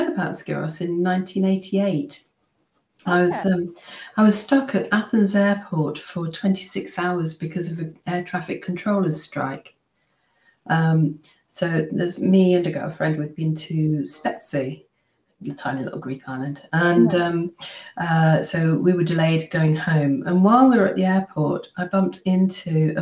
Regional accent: just outside Cambridge, East of England, United Kingdom; I grew up just outside Cambridge

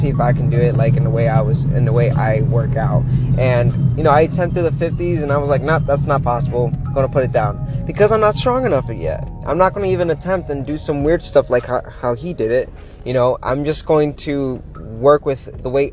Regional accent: Florida, United States; moved away as an adult; now in Pittsburgh, United States; I'm from Florida

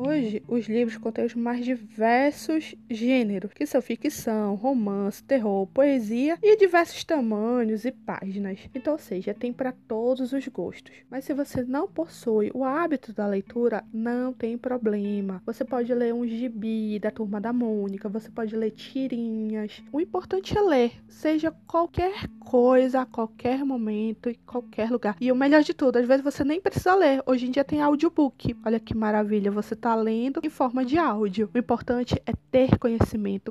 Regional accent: Belém, Pará, Brazil; sou de Belém do Pará

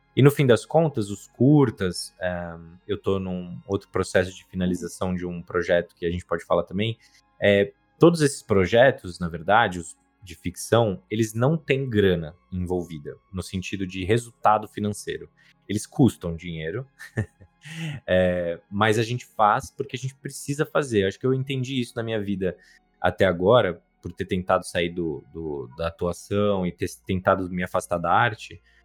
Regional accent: Brazil; eu sou brasileiro isso é uma coisa que eu nunca vou deixar de ser

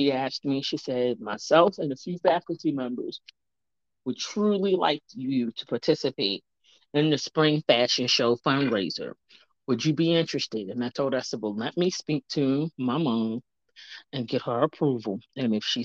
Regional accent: Baltimore, Maryland, United States; I'm originally born and raised in Baltimore City

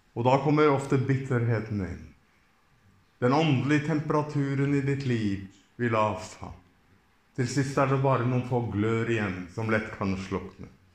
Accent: Norway; Jeg kommer fra Norge

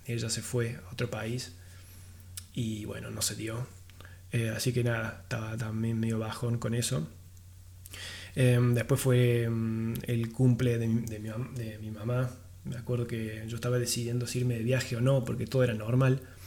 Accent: Argentina; yo, siendo argentino y viajero sobre todo

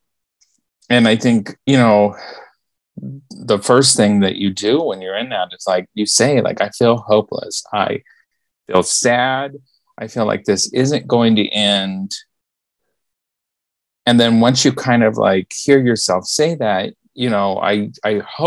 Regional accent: Memphis, Tennessee, United States; I was born in Memphis

